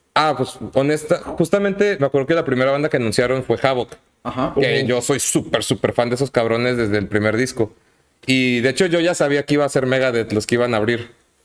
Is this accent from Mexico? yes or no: yes; Puebla, Mexico; moved away as an adult; now in Monterrey, Mexico; Yo, de hecho, no soy de aquí, güey. Yo soy de Puebla. Ah, ya este año es mi, mi década, aniversario en Monterrey.